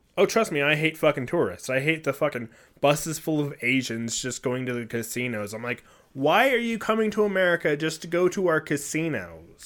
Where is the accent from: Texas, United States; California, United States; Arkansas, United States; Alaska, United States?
California, United States; I come from California, I've lived there